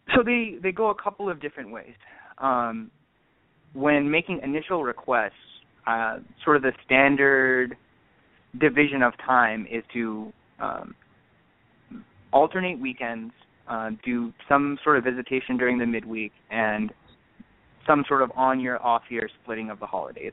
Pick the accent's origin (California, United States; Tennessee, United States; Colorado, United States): California, United States; Orange County; I'm born and raised in Orange County uh, from parents of Indian heritage